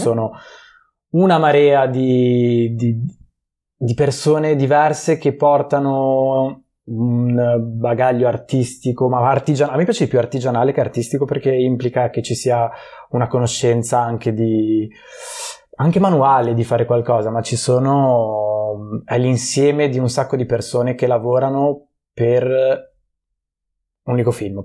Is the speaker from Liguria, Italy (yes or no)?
yes; Genoa, Liguria, Italy; also born or lived in Prague; io sono di Genova